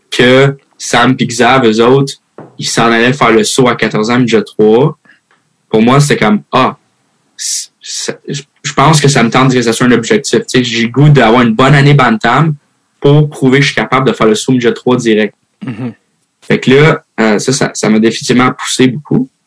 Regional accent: Switzerland; also born or lived in United States; now in Canada; je vais à USA, je viens de la Suisse, je suis au Québec, tout.

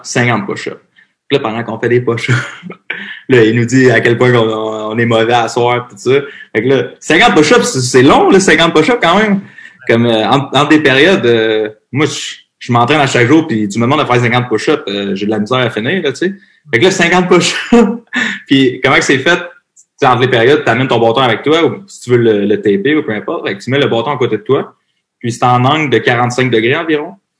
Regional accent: Varennes, Quebec, Canada; also born or lived in Montreal / Nashville; Je viens de Varennes.

